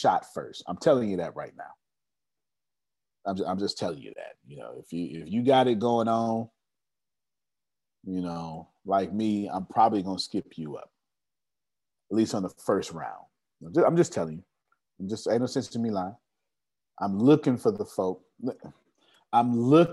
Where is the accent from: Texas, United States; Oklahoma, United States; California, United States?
Texas, United States; Houston